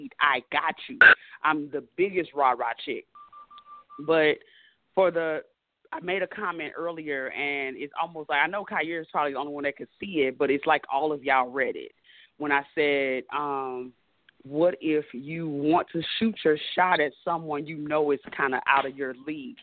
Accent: St. Louis, Missouri, United States; now in Atlanta, United States; I'm from St. Louis, but I live in ATL

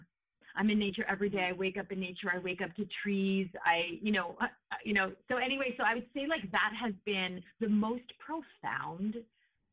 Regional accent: New York, United States; moved away as an adult; now in California, United States; I grew up in New York and concrete

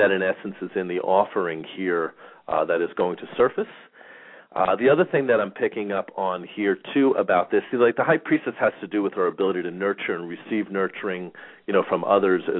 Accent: Long Island, New York, United States; now in Phoenix, United States; I grew up in New York and in Long Island, and the weather and the winters were bad. It's pretty much the big reason that I ended up moving to Phoenix

